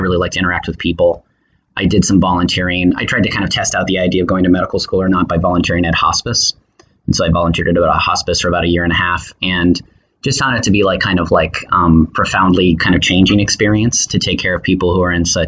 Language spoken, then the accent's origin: English; Tucson, Arizona, United States; moved away as an adult; also born or lived in Chicago, Illinois / San Francisco, California; now in Oakland, United States; I'm from Tucson, Arizona